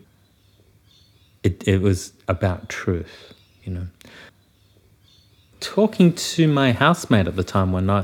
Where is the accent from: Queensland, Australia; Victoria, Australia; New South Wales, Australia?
New South Wales, Australia; Wagga Wagga; moved away as an adult; I was born in Wagga Wagga and grew up in a small farming community just north of Wagga.